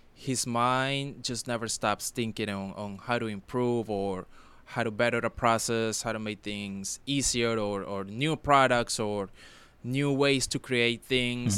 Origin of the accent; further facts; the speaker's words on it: Palmira, Valle del Cauca, Colombia; moved away; my hometown is co-, is called Palmira